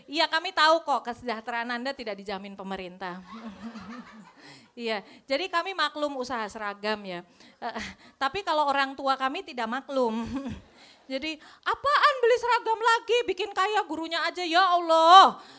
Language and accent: Indonesian; Pekalongan, Central Java, Indonesia; Uh, saya asal Pekalongan, kuliah saya di Solo